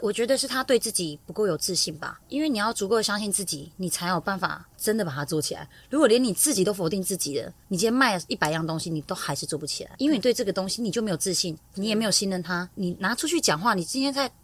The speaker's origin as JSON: {"language": "Chinese", "town": "Tainan", "country": "Taiwan", "tie": "born or raised there", "said": "我是来自于台南，一个非常不温暖的家庭"}